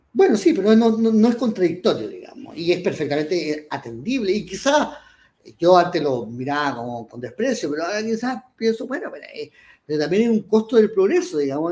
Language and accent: Spanish; Chile; ya soy chileno, eh, nací en Chile, no tengo ni una posibilidad de no serlo